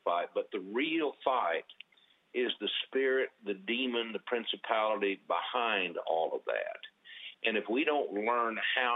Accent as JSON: {"language": "English", "region": "Oklahoma", "country": "United States", "tie": "born or raised there", "said": "I was born and raised here in Oklahoma"}